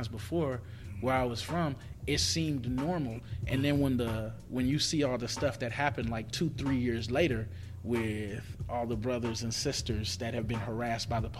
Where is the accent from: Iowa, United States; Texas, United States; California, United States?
California, United States; Compton; moved away as an adult; now in Indiana, United States; I grew up in Compton